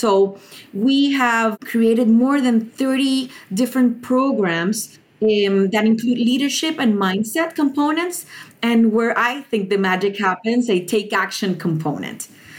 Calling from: Panama; I'm the founder and director of Innova Nation, and I am tuning in from Panama.

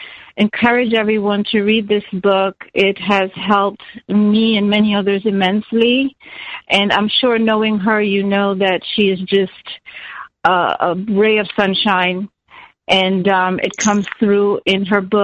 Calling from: Fort Lauderdale, Florida, United States; I'm calling from Fort Lauderdale.

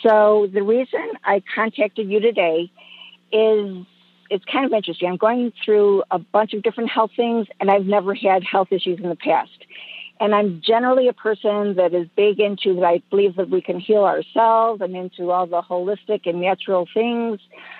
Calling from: Temecula, California, United States; I am calling from Temecula, California.

